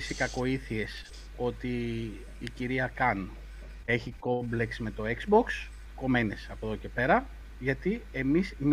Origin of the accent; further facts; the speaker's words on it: Rhodes, South Aegean, Greece; Είμαι από Ρόδο